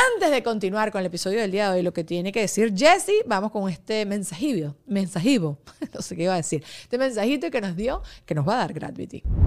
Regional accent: Venezuela; now in United States; yo siendo venezolana

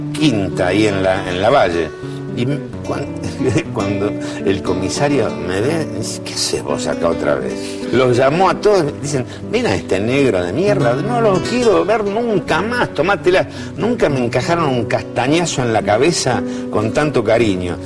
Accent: Buenos Aires, Argentina; Nací y me crié en Plaza Lavalle

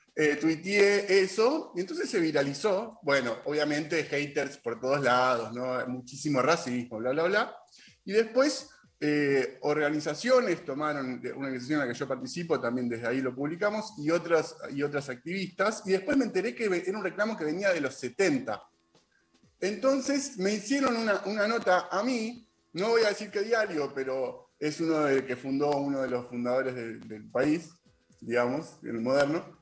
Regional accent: Argentina; nosotros, argentinos

